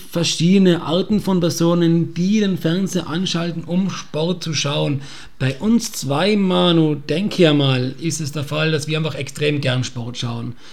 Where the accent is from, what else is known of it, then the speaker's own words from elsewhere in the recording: Austria; Aber ich behaupte mal, als Österreicher weiß man, wie es ist, nicht teilzunehmen oder auszuscheiden.